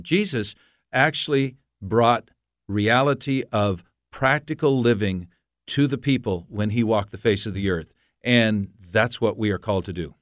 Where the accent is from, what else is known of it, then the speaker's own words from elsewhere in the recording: United States; also born or lived in Montreal, Canada; I'm an American. I have lived in the United States most of my life